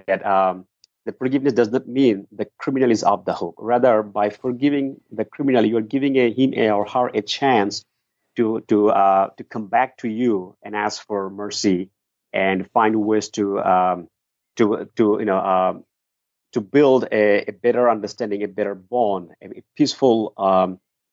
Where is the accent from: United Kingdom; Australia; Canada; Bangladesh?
Bangladesh; Dhaka, Dhaka Division; moved away as an adult; now in United States; I was born in Dhaka, the capital city of Bangladesh.